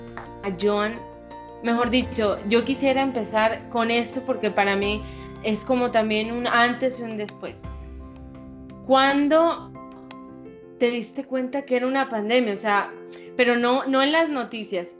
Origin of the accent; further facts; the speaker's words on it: Montería, Córdoba, Colombia; accent: costeña; yo soy costeña, yo nací en Montería, en mi tierra querida